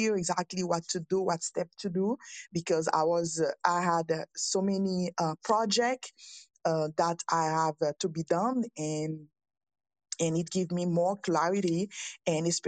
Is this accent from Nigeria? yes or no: no; Haiti; English is a second language; now in Quebec, Canada; I'm in Canada and I'm a French speaker. I'm from Haiti.